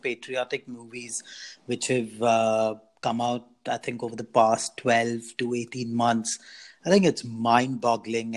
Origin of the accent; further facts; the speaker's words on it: India; also born or lived in Chennai / Bangalore; now in London, United Kingdom; we as Indians